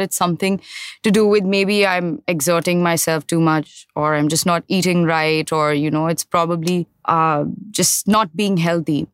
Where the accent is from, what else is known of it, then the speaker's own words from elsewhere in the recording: Mumbai, Maharashtra, India; I grew up in Mahim.